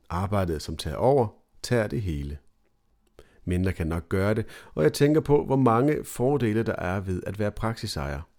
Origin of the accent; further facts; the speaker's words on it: Copenhagen, Capital Region of Denmark, Denmark; jeg er tilflytter fra København, har en norsk kone og har små børn derhjemme.